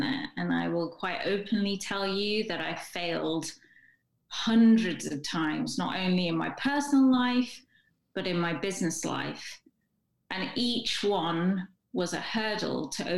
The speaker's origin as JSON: {"language": "English", "region": "England", "country": "United Kingdom", "said": "I'm English"}